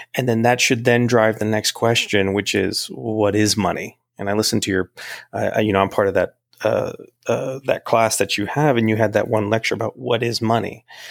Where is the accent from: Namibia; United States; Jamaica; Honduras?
United States; I'm a United States American. I was born in the United States